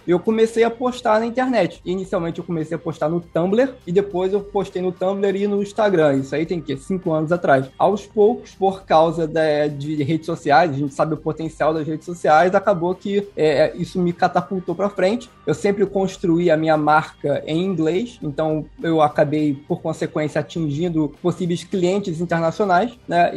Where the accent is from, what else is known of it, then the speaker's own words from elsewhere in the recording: Rio de Janeiro, Brazil; eu sou carioca